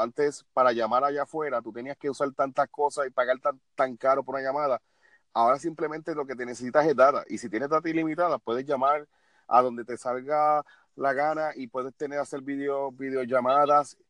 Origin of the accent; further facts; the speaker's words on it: Puerto Rico; lacerar la imagen tuya como puertorriqueño